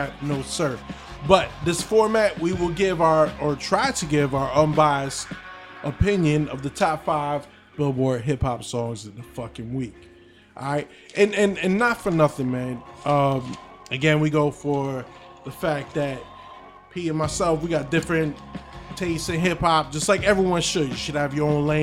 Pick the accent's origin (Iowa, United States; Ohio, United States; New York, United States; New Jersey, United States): New Jersey, United States; we grew up in Jersey